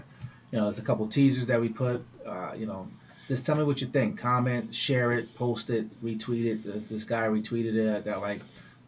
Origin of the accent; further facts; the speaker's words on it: New Jersey, United States; being here in my hometown